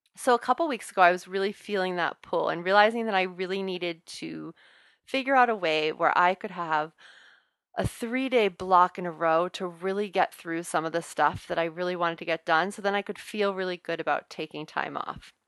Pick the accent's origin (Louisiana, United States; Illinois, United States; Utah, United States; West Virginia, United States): Louisiana, United States; New Orleans; accent: Southern drawl; now in Boston, United States; I'm originally from New Orleans